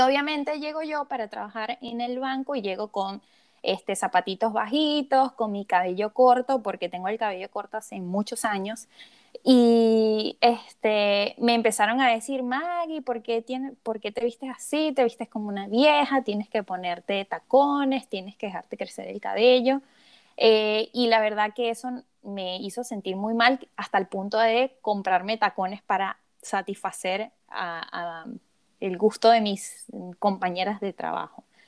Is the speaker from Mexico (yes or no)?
no; Venezuela; moved away as an adult; now in Argentina; yo soy venezolana